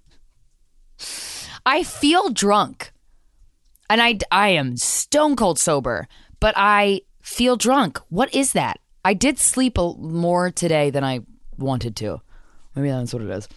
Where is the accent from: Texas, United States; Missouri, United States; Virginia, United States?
Virginia, United States; I grew up in Virginia